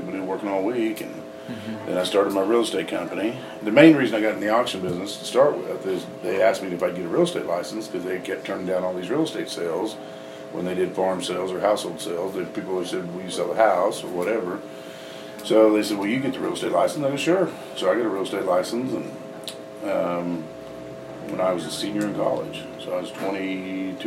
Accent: Allen County, Kansas, United States; also born or lived in Pittsburg, Kansas; I was born in Allen County and raised here, went to high school here

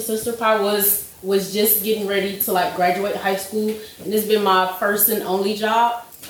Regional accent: Detroit, Michigan, United States; I was born in Detroit and I've been there my whole life

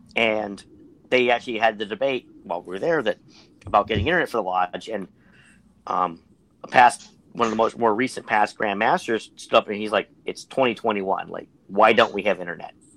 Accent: Pittsburgh, Pennsylvania, United States; I'm from Pittsburgh

